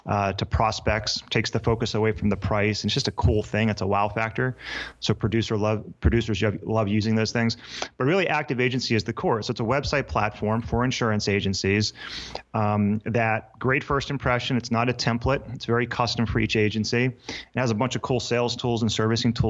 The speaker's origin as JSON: {"language": "English", "town": "Pittsburgh", "region": "Pennsylvania", "country": "United States", "tie": "born or raised there", "said": "I was born in Pittsburgh"}